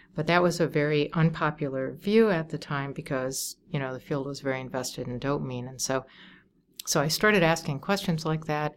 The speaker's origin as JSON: {"language": "English", "town": "Wauwatosa", "region": "Wisconsin", "country": "United States", "tie": "born or raised there", "moved": "yes", "lives_now": "Chicago, United States", "said": "I grew up in Wauwatosa, Wisconsin"}